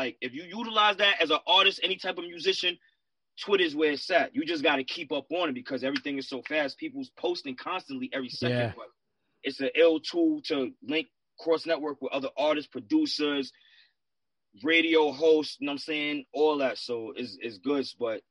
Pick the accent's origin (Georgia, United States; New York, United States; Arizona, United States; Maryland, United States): New York, United States; Bay Shore; I'm New York, but I'm from Long Island, New York.